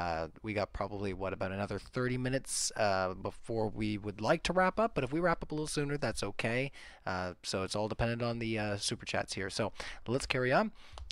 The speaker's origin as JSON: {"language": "English", "country": "Canada", "said": "I'm hyper polite. I'm Canadian."}